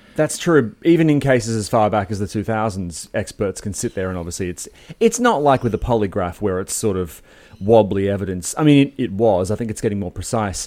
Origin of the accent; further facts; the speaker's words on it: Sydney, New South Wales, Australia; moved away as an adult; now in Melbourne, Australia; I grew up in Sydney on the northern beaches, and, uh, I only moved to Melbourne when I was twenty-four